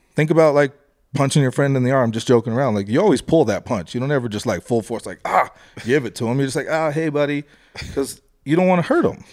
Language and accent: English; Colorado, United States; I'm from Colorado.